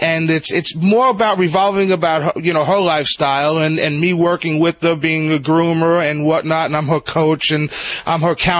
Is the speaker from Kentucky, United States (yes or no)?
no; New Jersey, United States; moved away; I come from Sopranos land in New Jersey, literally.